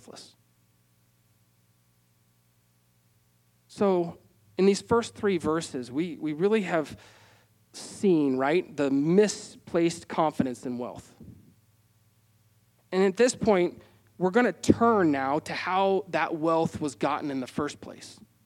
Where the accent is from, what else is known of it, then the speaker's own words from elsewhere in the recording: Wyoming, United States; growing up in Wyoming